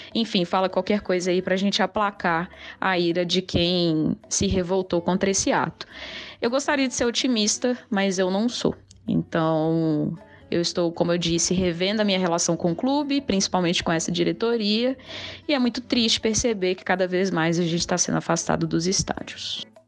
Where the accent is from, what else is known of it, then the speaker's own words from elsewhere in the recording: Belo Horizonte, Minas Gerais, Brazil; sou de Belo Horizonte